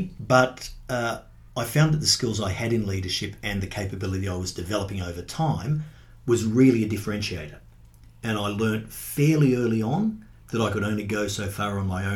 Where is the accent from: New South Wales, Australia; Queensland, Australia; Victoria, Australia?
New South Wales, Australia; Sydney; moved away as an adult; now in Brisbane, Australia; I was brought up in Sydney